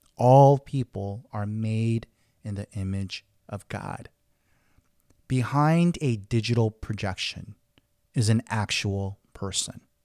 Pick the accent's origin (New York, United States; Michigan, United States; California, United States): California, United States; Los Angeles; growing up in Koreatown, Los Angeles, I had Korean everything